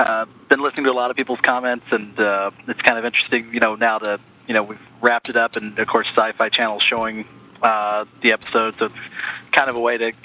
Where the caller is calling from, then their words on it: Terre Haute, Indiana, United States; Terre Haute, Indiana. At least at the moment, so.